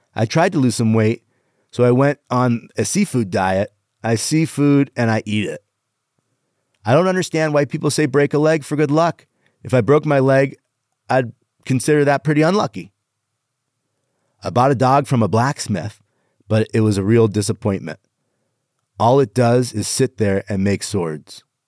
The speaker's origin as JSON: {"language": "English", "country": "Canada", "said": "I am Canadian"}